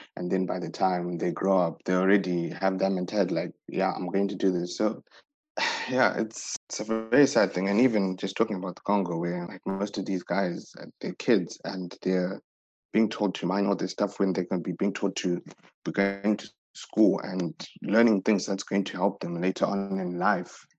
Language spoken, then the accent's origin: English; Zimbabwe; We come from Zimbabwe